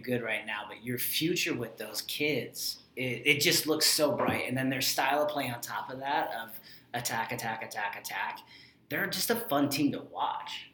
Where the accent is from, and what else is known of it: United States